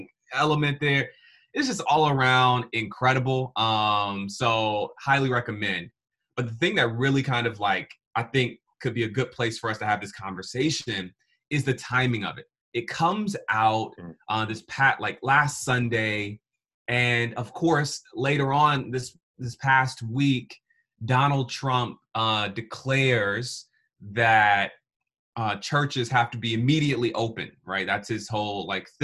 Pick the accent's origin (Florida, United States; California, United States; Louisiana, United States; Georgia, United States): Georgia, United States; Atlanta; I'm from Atlanta, Georgia.